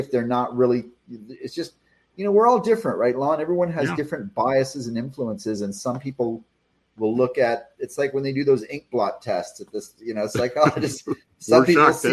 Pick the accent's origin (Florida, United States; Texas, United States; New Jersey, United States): Texas, United States; I am Texan